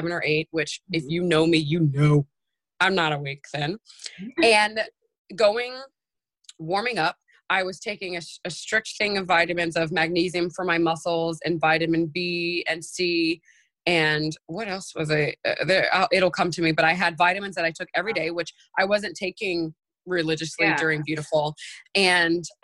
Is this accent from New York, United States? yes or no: yes; New York City, New York, United States; moved away as an adult; now in Los Angeles, United States; I'm a New Yorker and I'm used to the go, go, go